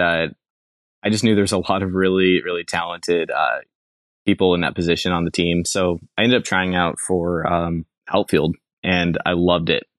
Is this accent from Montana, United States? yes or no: yes; Billings, Montana, United States; also born or lived in Laurel, Montana; now in Western Washington, United States; I was born in Billings, Montana. And throughout most of my childhood, I did not venture too far. I moved from Billings about twenty minutes away to, to Laurel